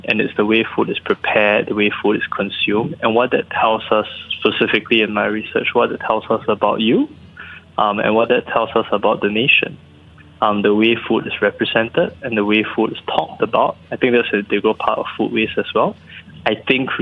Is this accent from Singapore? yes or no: yes; Singapore; also born or lived in United States; I'm Singaporean